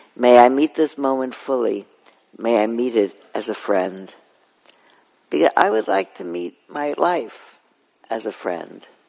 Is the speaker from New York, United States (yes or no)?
yes; New York City, New York, United States; moved away; I was born in Flatbush, and I was born in Coney Island actually, and we lived in Flatbush, and then I moved when I was five years old to Ocean Parkway